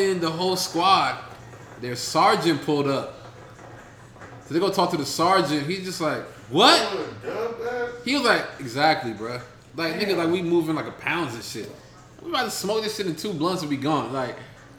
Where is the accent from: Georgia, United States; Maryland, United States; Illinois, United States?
Maryland, United States; Baltimore County; I'm not from here. I am from Baltimore County, not the city.